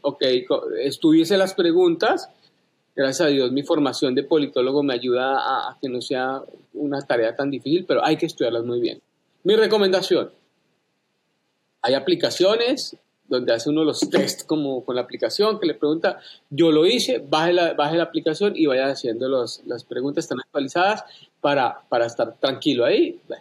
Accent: Colombia; moved away as an adult; now in United States; yo renuncié a la ciudadanía colombiana inmediatamente, me hice ciudadano americano

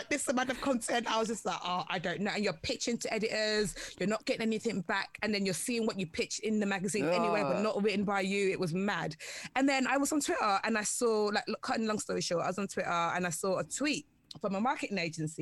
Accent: London, United Kingdom; I'm from London.

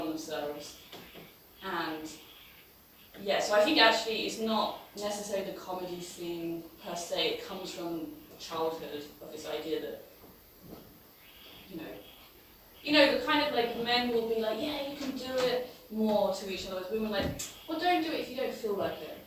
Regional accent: England, United Kingdom; now in Berlin, Germany; I'm English

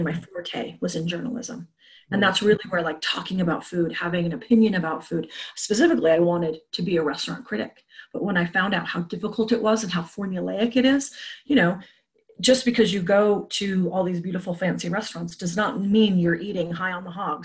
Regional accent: Salt Lake City, Utah, United States; also born or lived in Boulder, Colorado; I grew up in Salt Lake City

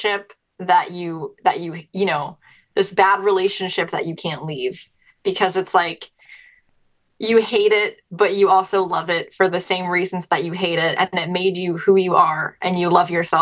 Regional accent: outside of Philadelphia, Pennsylvania, United States; moved away as an adult; also born or lived in Erie, Pennsylvania / Pittsburgh, Pennsylvania; I was born in Philadelphia and I grew up outside of Philly.

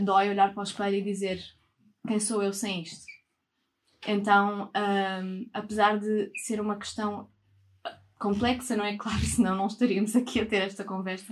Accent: Portugal; sendo portuguesa, branca

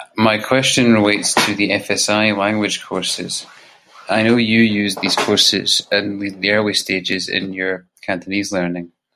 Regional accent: Scotland, United Kingdom; I'm from Scotland

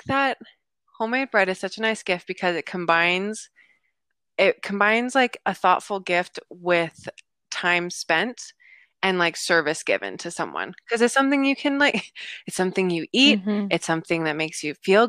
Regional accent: United States; I was growing up in the States

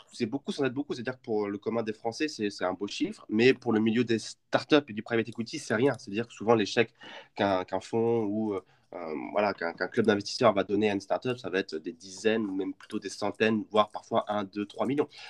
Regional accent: Champagne, Grand Est, France; je suis originaire de Champagne

